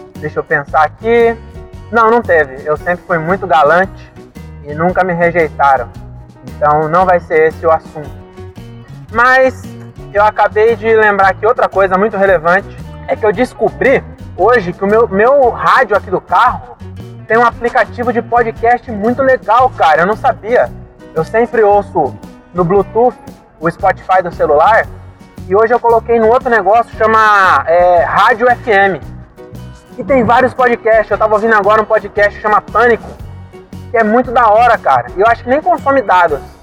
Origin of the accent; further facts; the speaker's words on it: Francisco Morato, São Paulo, Brazil; eu sou um MC, só que eu sou de Morato, então MC lá é diferente